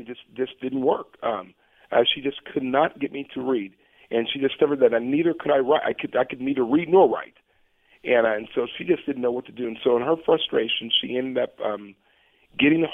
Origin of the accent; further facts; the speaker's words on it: Portland, Oregon, United States; moved away; I was born right here in Portland